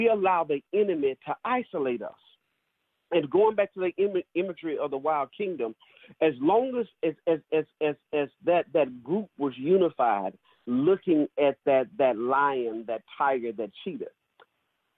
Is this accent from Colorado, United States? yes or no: no; Nettleton, Mississippi, United States; now in Greensboro, United States; growing up in Mississippi, very small town, Nettleton, Mississippi, very small high school